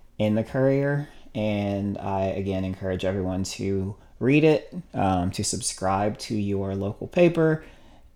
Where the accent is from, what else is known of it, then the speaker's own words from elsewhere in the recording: Madisonville, Kentucky, United States; moved away as an adult; also born or lived in Louisville, Kentucky; I'm from Madisonville, Kentucky, in Western Kentucky.